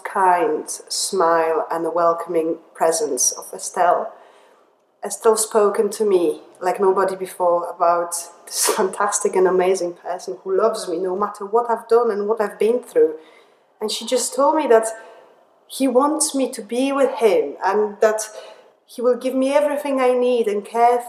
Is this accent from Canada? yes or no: no; Poland; English is a second language; moved away as an adult; also born or lived in England; now in Liverpool, United Kingdom; I was born in Poland when I spent 20 years of my life. I moved to England